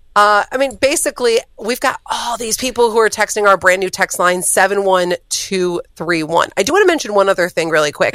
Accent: Cleveland, Ohio, United States; moved away; I was just home in Cleveland, my hometown, for Christmas

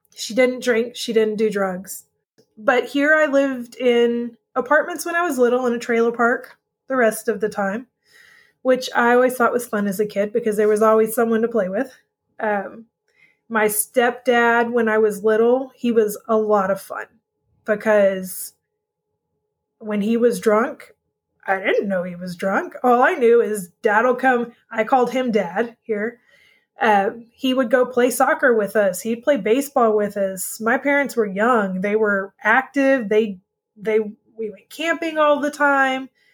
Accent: Texas, United States; grew up in Texas with my mom

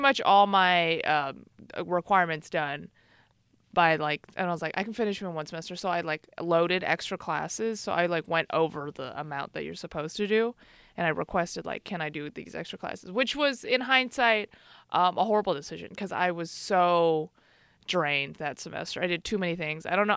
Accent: Chicago, Illinois, United States; now in San Francisco Bay Area, United States; I grew up in Chicago.

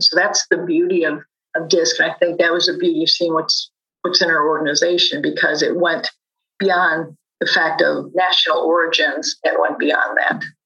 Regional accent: Chicago, Illinois, United States; Growing up in Chicago

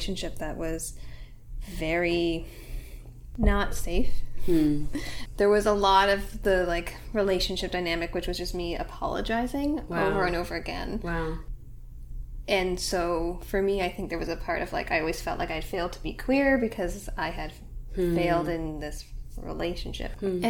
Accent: Ottawa, Ontario, Canada; now in Toronto, Canada; I was born in Ottawa, currently live in Toronto

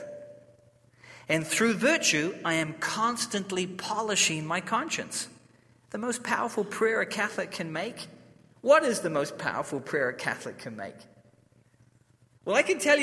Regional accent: New Zealand; I'm from New Zealand, I'm not from Australia

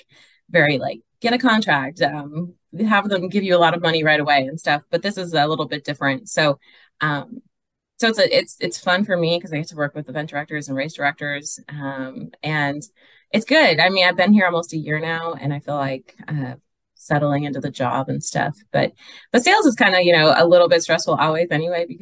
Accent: Wisconsin, United States; now in Southern California, United States; I grew up in Wisconsin, so I used to cross country ski a lot

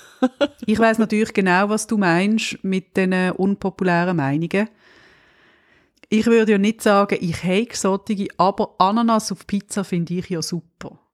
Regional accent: Switzerland; uns als Schweizer

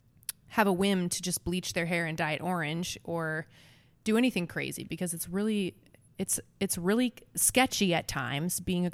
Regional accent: Nebraska, United States; And it's also the mascot for the Nebraska Cornhuskers, which I'm from Nebraska.

